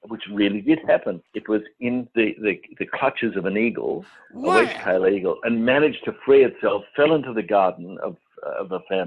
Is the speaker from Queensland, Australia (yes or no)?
yes; Queensland, Australia; I grew up in Queensland